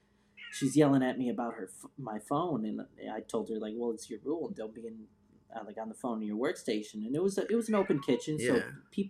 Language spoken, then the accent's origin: English; North Chicagoland area, Illinois, United States; moved away as an adult; also born or lived in Phoenix, Arizona / Seattle, Washington; I'm originally from the North Chicagoland area